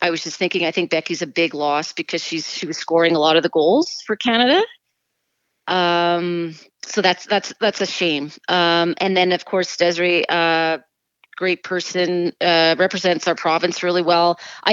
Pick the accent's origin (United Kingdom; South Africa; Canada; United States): United Kingdom; England; born there; I was born in England and my parents are English, so I have another side as well.